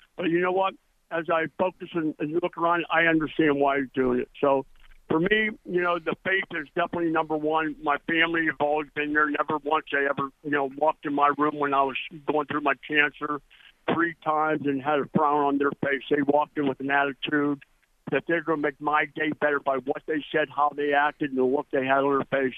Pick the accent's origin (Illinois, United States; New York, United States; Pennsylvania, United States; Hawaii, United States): Pennsylvania, United States; East Brady; moved away as an adult; I came from a little small town in Pennsylvania called East Brady. I only had, I think, 800 in my hometown